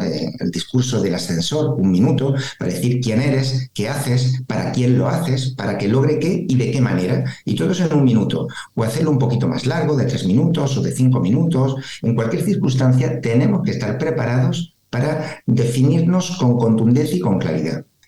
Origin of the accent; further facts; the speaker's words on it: Spain; como latinos y además españoles